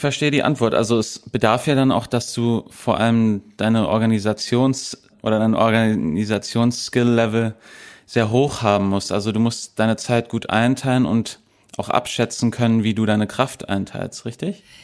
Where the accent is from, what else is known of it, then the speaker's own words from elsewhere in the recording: Berlin, Germany; accent: American; Ich bin mhm. auch zweisprachig aufgewachsen hier in Berlin